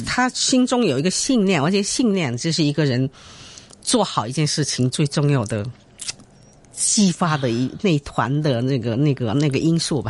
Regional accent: Chaozhou, Guangdong, China; also born or lived in Shanghai / Beijing; now in Hong Kong; 我本身是潮州人嘛，南方人。哦。但是在上海上学

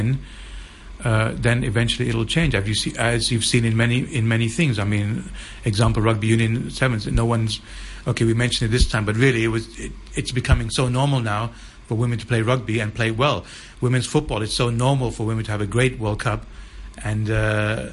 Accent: Hong Kong; when I was growing up in Hong Kong

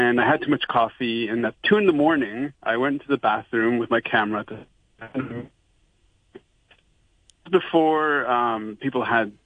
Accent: Canada; moved away as an adult; now in Hong Kong; originally I'm from Canada. So I moved here in 2003

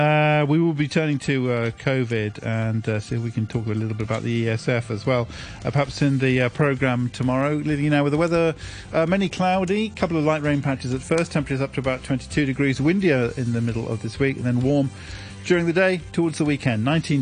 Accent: Detroit, Michigan, United States; the simplistic idiocy that I had to put up with when I grew up in Detroit and saw how people there attacked anyone who even looked Japanese

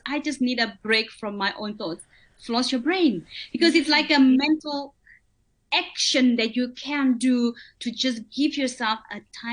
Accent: Botswana; I'm from Botswana

